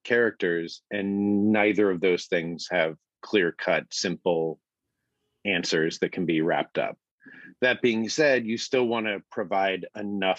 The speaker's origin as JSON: {"language": "English", "town": "Phoenix", "region": "Arizona", "country": "United States", "tie": "born or raised there", "moved": "as an adult", "lives_now": "Los Angeles, United States", "said": "I'm from Phoenix, Arizona. And so I grew up"}